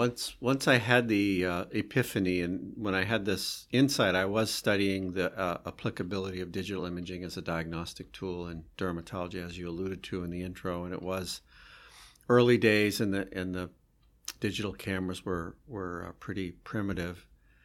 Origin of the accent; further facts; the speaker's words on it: Vermont, United States; I grew up in Vermont in a very sort of simple household.